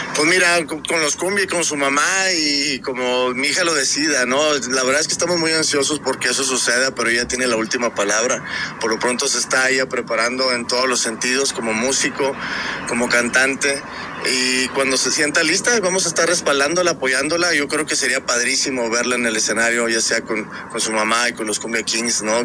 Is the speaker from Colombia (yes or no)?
no; Mexico; yo también soy mexicano